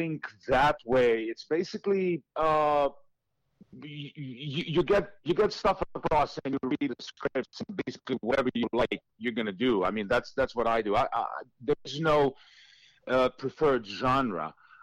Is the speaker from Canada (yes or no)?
no; Šibenik, Šibenik-Knin County, Croatia; moved away; my hometown of Šibenik, which is down on the coast